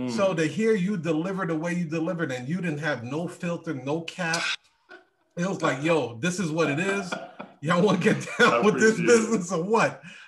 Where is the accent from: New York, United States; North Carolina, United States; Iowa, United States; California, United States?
Iowa, United States; I came from Iowa.